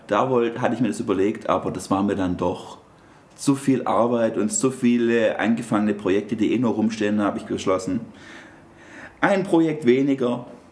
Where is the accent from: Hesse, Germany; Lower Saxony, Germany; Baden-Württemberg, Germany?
Baden-Württemberg, Germany; Stuttgart; bei uns in Stuttgart